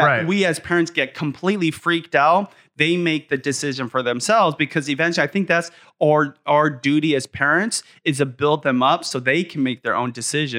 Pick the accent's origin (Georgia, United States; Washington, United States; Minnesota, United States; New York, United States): Washington, United States; Seattle; I still live literally in the same quarter mile area of the neighborhood I grew up in North Seattle for the last 25 years.